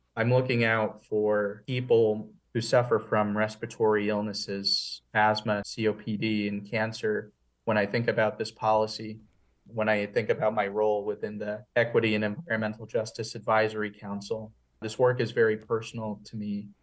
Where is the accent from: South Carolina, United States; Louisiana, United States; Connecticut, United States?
Connecticut, United States; West Hartford; I grew up in West Hartford